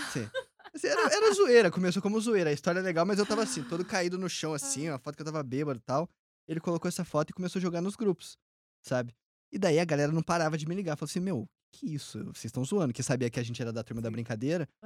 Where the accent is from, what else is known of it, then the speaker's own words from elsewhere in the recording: Minas Gerais, Brazil; moved away as an adult; now in Tampa, United States; eu que sou mineiro